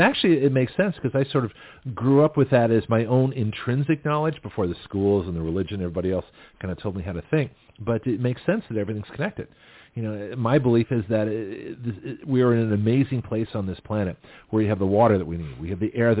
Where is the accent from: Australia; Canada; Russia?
Australia; now in United States; Because I was judged, you know, coming to this country as an Australian, basically, and was a minority of one.